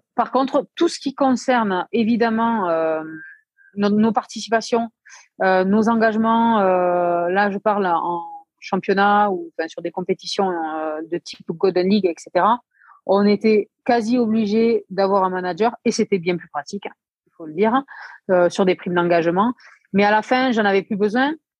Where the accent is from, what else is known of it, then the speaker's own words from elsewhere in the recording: Aveyron, Occitania, France; je suis de l'Aveyron, donc voilà, nous typiquement nos plats c'est aligo saucisse